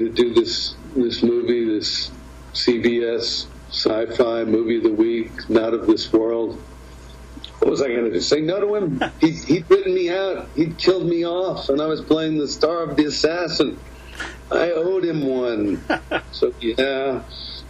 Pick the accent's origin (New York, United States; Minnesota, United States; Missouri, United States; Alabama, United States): New York, United States; when we were kids growing up in New York